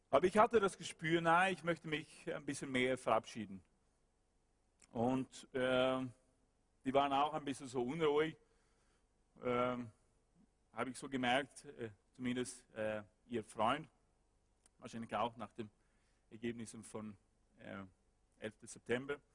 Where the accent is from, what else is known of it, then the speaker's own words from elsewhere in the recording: West Coast, Sweden; German is a second language; Ich war dort ein Student und ich wohnte dort und ich äh, komme nicht aus Stockholm, ich komme aus der Westküste